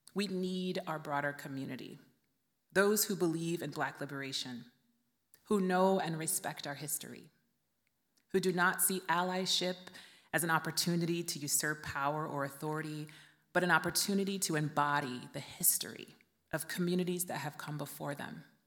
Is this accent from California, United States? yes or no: yes; Vallejo, California, United States; my hometown of Vallejo, California